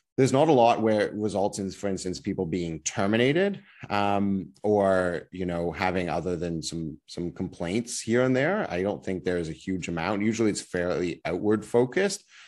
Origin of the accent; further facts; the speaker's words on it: Ottawa, Ontario, Canada; now in Toronto, Canada; I'm originally from Ottawa